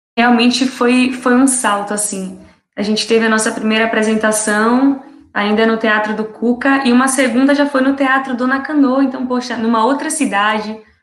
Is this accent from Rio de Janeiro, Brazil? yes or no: no; Serrinha, Bahia, Brazil; eu sou daqui de Serrinha, como Vitória bem disse, bem pertinho de Feira de Santana